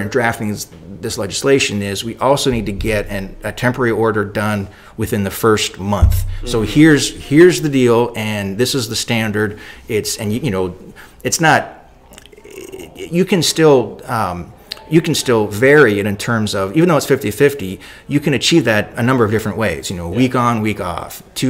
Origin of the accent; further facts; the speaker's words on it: Canada; I'm Canadian